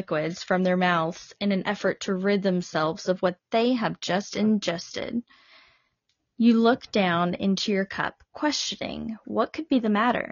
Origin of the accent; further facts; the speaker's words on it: Arkansas, United States; I know I'm from Arkansas